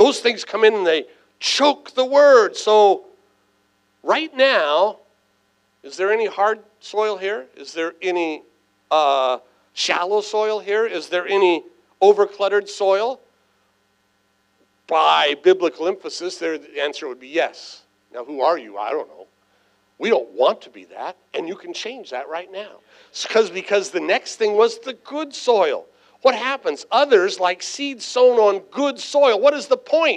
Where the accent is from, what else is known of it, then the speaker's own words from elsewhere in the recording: San Diego, California, United States; I was raised right here in San Diego